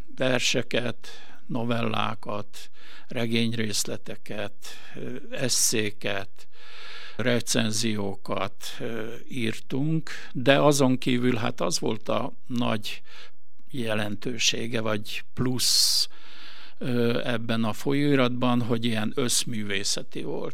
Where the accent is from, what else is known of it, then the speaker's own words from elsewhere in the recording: Gunaroš, Vojvodina, Serbia; moved away as an adult; also born or lived in Bačka Topola; now in Veszprém, Hungary; amikor én megszülettem 54-ben ezen a kis településen